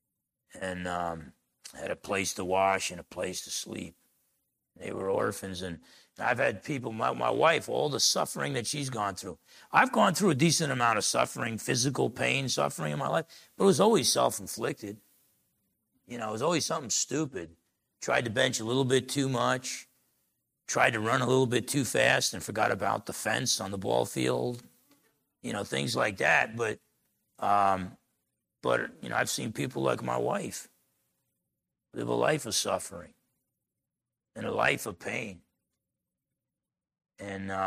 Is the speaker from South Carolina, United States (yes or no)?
no; Essex County, New Jersey, United States; moved away; growing up in New Jersey, Essex County, New Jersey, me and my brother were sheltered